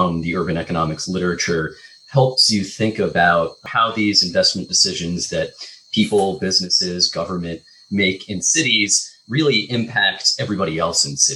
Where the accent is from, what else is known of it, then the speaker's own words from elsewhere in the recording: Boston, Massachusetts, United States; moved away as an adult; now in Baltimore, United States; I grew up in Boston